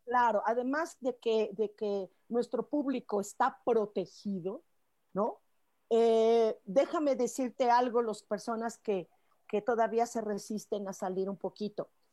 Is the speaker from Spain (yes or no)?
no; Mexico; Los mexicanos tenemos algo